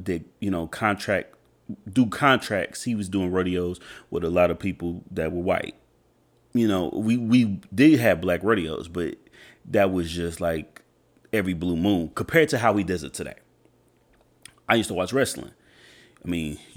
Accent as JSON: {"language": "English", "town": "Edmond", "region": "Oklahoma", "country": "United States", "tie": "born or raised there", "said": "me growing up in Edmond, Oklahoma, which is pretty much like a suburb to Oklahoma City"}